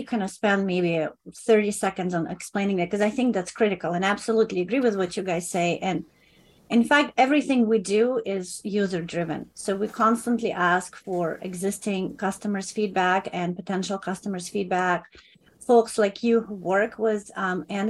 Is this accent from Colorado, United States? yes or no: no; California, United States; as Californian